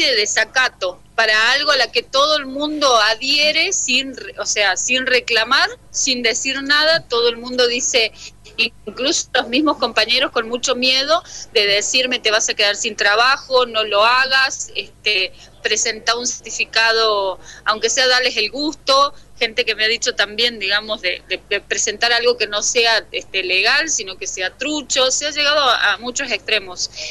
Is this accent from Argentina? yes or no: yes; Cruz del Eje, Córdoba, Argentina; moved away as an adult; now in San Salvador de Jujuy, Argentina; trabajo en el municipio de San Salvador de Jujuy hace 13 años ya, el mismo tiempo que vivo en esta provincia, porque soy de la provincia de Córdoba, soy de Cruz del Eje